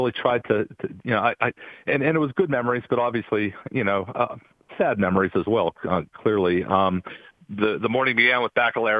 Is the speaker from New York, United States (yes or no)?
no; Cambria County, Pennsylvania, United States; I'm from Cambria County.